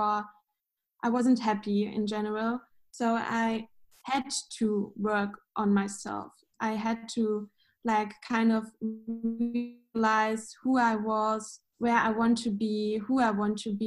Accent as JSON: {"language": "English", "town": "Munich", "region": "Bavaria", "country": "Germany", "said": "I'm from Munich in Germany"}